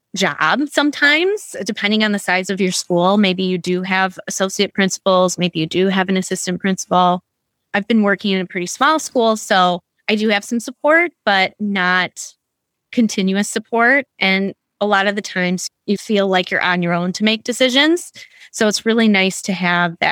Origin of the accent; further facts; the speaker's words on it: Wisconsin, United States; So I am from Wisconsin and graduated from the University of Wisconsin-Madison